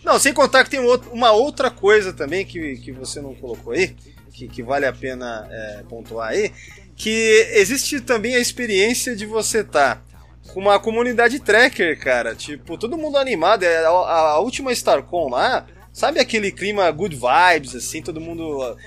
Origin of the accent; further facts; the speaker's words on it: São Paulo, Brazil; nasci em São Paulo também, morei quase a vida inteira lá